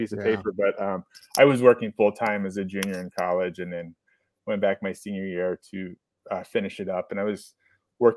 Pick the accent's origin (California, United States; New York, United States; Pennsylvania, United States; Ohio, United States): Ohio, United States; Mount Vernon; I grew up in Central Ohio. Mount Vernon was where I was born. And then I graduated from Frederictown High School